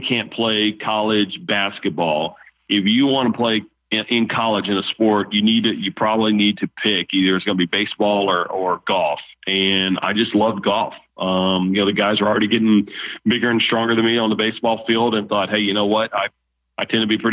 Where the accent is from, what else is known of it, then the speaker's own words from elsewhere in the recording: Baton Rouge, Louisiana, United States; I'm born and raised in Baton Rouge